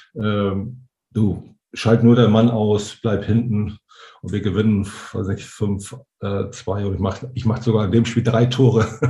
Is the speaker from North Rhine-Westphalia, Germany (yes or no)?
no; Hamburg, Germany; als Hamburger